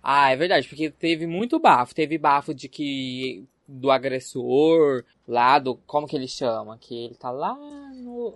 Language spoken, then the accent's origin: Portuguese; Barretos, São Paulo, Brazil; moved away as an adult; now in São José do Rio Preto, Brazil; sou natural de Barretos, terra do peão, mas moro em São José do Rio Preto já faz 8 anos